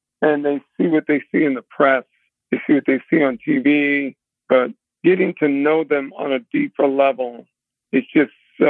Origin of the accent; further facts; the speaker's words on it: Baton Rouge, Louisiana, United States; moved away; also born or lived in New Orleans; Lived there for a while, but grew up in Baton Rouge primarily, but lived in New Orleans for a while.